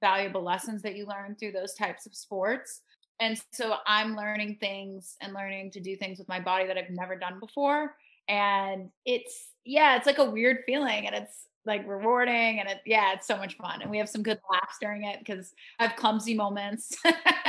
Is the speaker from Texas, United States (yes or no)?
no; Florida, United States; growing up in Florida and playing in those windy environments as a kid